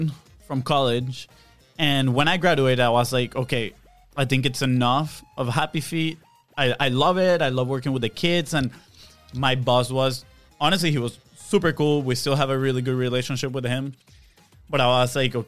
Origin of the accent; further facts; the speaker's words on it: Venezuela; moved away as an adult; also born or lived in Texas; now in Jacksonville, United States; And so I grew up in Venezuela. We both did. We were born and raised in Venezuela.